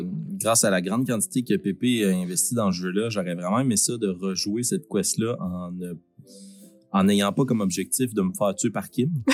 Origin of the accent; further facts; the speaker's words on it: Shawinigan, Quebec, Canada; on vient de Shawinigan